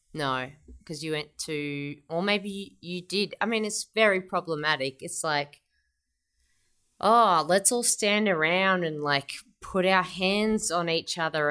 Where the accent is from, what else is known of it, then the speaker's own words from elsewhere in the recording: Melbourne, Victoria, Australia; now in Sydney, Australia; I'm from Melbourne originally.